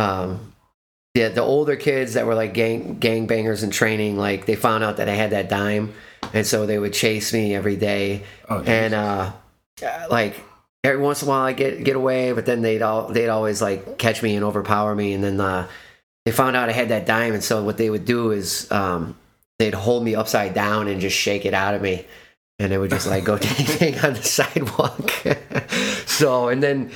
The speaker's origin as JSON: {"language": "English", "town": "Chicago", "region": "Illinois", "country": "United States", "moved": "yes", "said": "I'm a Chicagoan, but I left many a times."}